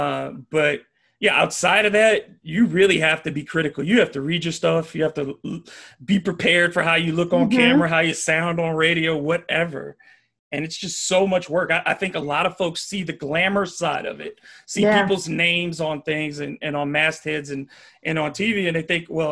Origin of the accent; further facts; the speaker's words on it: Detroit, Michigan, United States; now in Baton Rouge, United States; I was born in Detroit